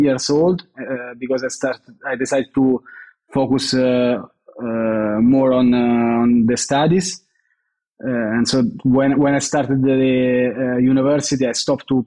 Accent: Rome, Lazio, Italy; I'm from Rome.

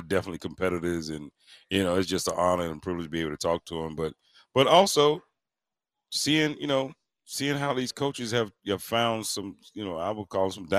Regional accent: Mississippi, United States; I'm from Long, Mississippi.

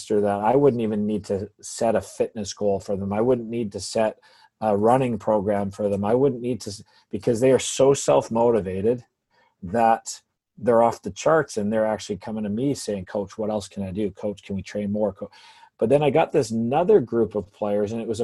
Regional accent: England, United Kingdom; now in Canada; growing up in England

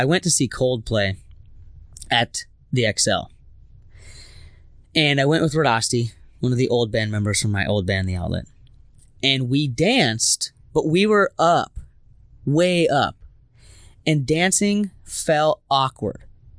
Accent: Minnesota, United States; being all Minnesotan, we looked at each other and was like, "Oh, sorry."

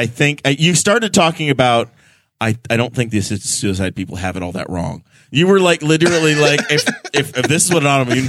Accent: New York, United States; Maybe it's because I grew up in New York State

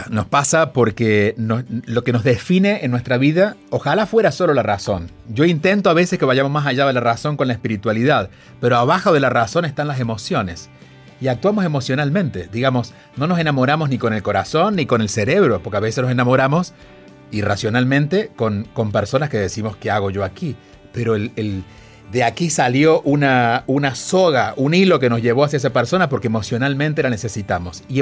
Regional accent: Argentina; tú eres mexicano, yo soy argentino, pero venimos de culturas similares porque es Latinoamérica.

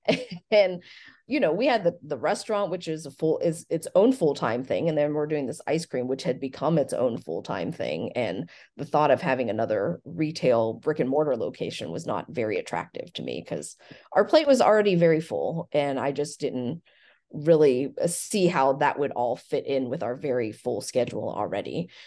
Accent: Frankfort, Kentucky, United States; also born or lived in Chapel Hill, North Carolina / Lexington, Kentucky; I grew up in Frankfurt and worked in my family's Thai restaurant

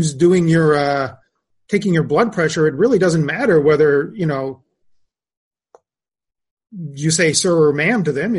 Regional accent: Canada; moved away; So I'm originally Canadian. I maintain a lot of contact with a lot of, like, all of my family and a lot of my friends are in Canada. I visit very often. I'm still, that's my passport. That's, you know, that's where I'm from.

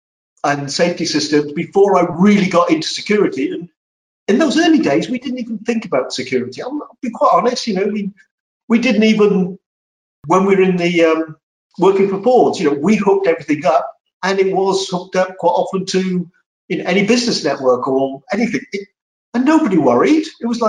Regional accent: Wales, United Kingdom; moved away as an adult; also born or lived in London; now in United States; I was born in Wales and lived there for 20 odd years. And then when I first started work, I moved to London and around the London area.

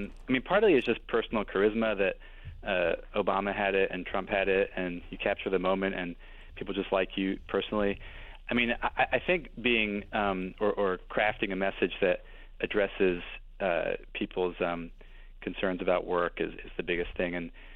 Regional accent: Brussels, Brussels-Capital Region, Belgium; I think I grew up in Belgium, and I think that's a huge difference between Europeans and Americans. And my friends I went to high school with at a Belgian public high school all still live in Brussels.

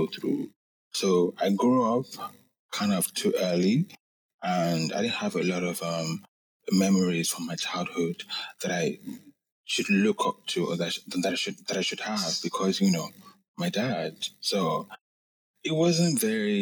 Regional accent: Lagos, Nigeria; I grew up in Lagos, Nigeria

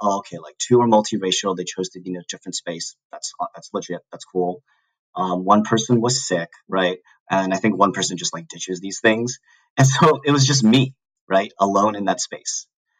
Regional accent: Southern California, United States; moved away as an adult; also born or lived in New York City / St. Paul, Minnesota; I grew up in SoCal

